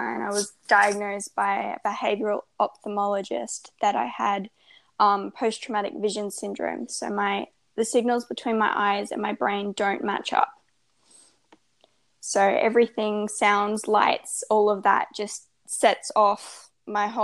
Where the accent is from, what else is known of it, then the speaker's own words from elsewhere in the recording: Australia; I'm 16, I'm Australian, and I'm a lifestyle and well-being blogger